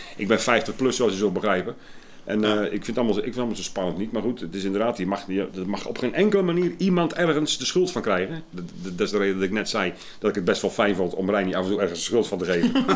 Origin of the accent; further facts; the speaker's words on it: Sliedrecht, South Holland, Netherlands; moved away; also born or lived in Willemstad / Hoorn; ik kom uit Sliedrecht van origine.